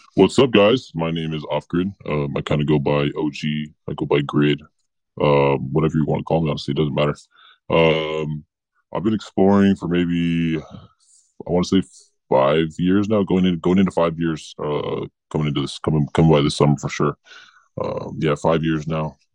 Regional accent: Los Angeles, California, United States; We all kind of grew up around LA County

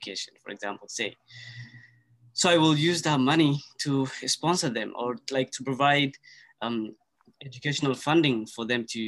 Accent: Kenya; first language Somali; English is a second language; moved away as an adult; also born or lived in Somalia; now in Canada; I was born in Somalia, but, you know, moved to Kenya and as a refugee

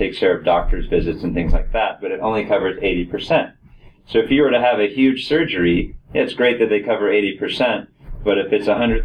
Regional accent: Palm Beach County, Florida, United States; also born or lived in Colorado; So I grew up here in Palm Beach County

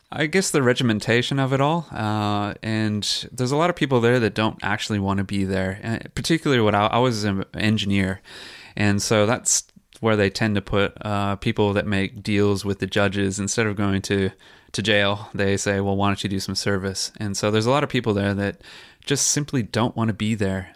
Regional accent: San Jose, California, United States; moved away as an adult; also born or lived in Queensland; now in Noosa, Australia; I grew up in San Jose, California

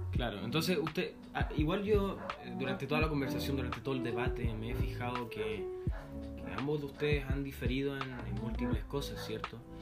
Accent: Chile; como chilenos

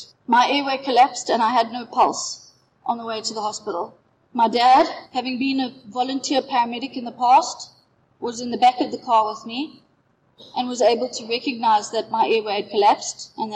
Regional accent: Knysna, Western Cape, South Africa; I'm from Yellowwood in Knysna.

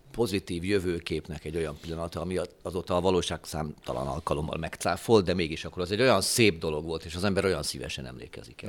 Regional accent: Hungary; mi magyarok

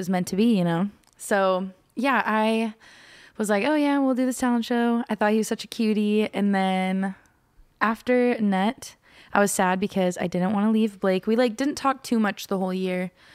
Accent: Norman, Oklahoma, United States; now in Belding, Michigan, United States; I am from Norman, Oklahoma

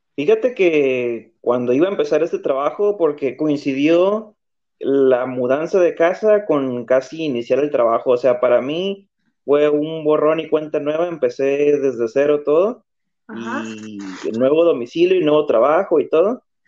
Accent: Tijuana, Baja California, Mexico; yo soy de Tijuana

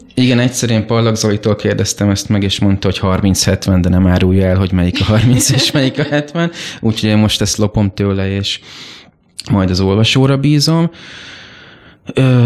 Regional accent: Mosonmagyaróvár, Győr-Moson-Sopron, Hungary; moved away as an adult; now in Budapest, Hungary; én sokáig éltem egy kisvárosban, Moson-Magyaróváron, ami a szülővárosom is egyben

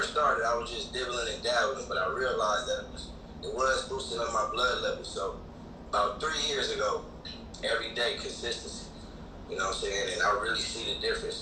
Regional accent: Midwest, United States; growing up in the Midwest

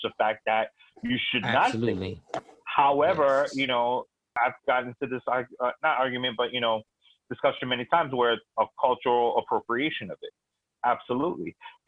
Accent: New York, United States; I grew up in the Bronx.

